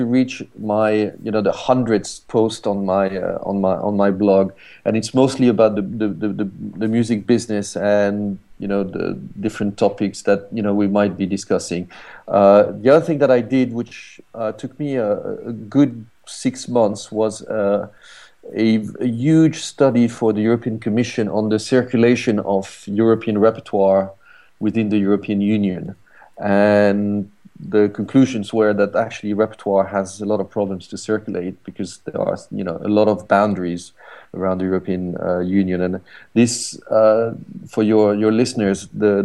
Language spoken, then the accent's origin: English; France; moved away as an adult; also born or lived in Paris; now in London, United Kingdom; I'm, as you can hear, I'm French, but I'm based in London